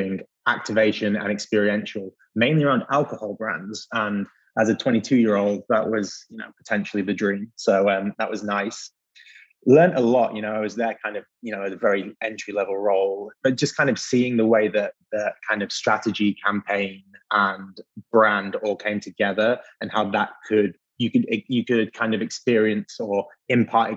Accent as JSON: {"language": "English", "region": "England", "country": "United Kingdom", "also_born_or_lived": "Leeds, England", "moved": "as an adult", "lives_now": "New York, United States", "said": "my accent might give me away, but I'm based in New York now, but I'm not originally from here. So if we rewind all the way to the north of England, to Leeds, where I went to university"}